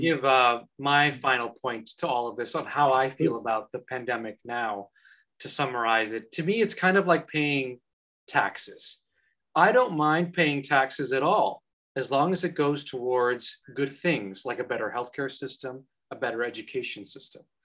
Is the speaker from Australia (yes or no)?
no; Canada; now in Ireland; as a Canadian citizen